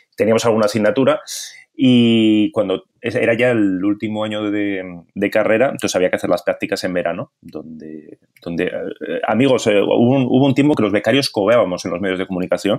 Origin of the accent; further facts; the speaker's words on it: Bilbao, Basque Country, Spain; now in Barcelona, Spain; soy de Bilbao